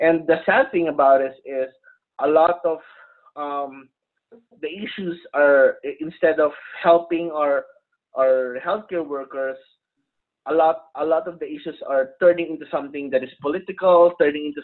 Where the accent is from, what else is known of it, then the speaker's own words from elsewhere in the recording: Philippines; now in United States; I'm not originally from the U.S. I'm originally from the Philippines